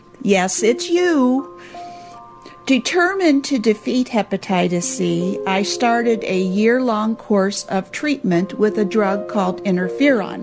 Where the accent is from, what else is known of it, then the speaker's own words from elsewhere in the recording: Temperance, Michigan, United States; my hometown of Temperance, Michigan